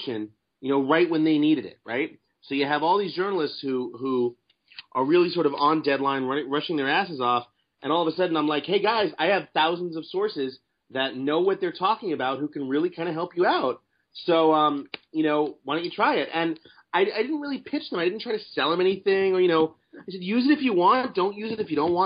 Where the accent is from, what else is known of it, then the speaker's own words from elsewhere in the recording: New York City, New York, United States; I grew up in New York City as a public school kid